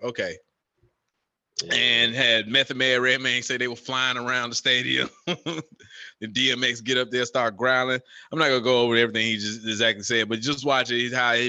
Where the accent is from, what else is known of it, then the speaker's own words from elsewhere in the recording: North Carolina, United States; He going to be like, man, Chris Paul from North Carolina. I'm from North Carolina.